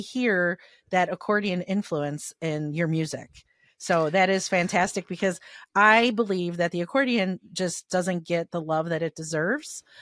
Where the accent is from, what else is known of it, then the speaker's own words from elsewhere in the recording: Chicago, Illinois, United States; I grew up in Little Italy